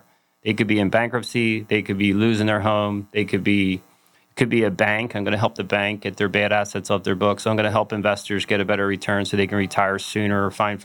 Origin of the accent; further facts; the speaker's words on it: Philadelphia, Pennsylvania, United States; I'm from Philadelphia